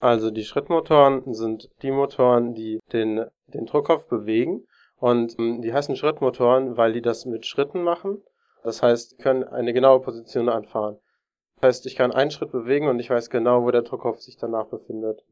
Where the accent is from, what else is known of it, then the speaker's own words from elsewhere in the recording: Darmstadt, Hesse, Germany; ich bin aus Darmstadt und studiere dort Informationssystemtechnik